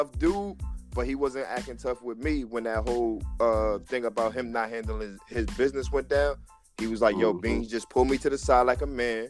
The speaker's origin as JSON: {"language": "English", "region": "New Jersey", "country": "United States", "said": "I'm from Jersey. We from Jersey"}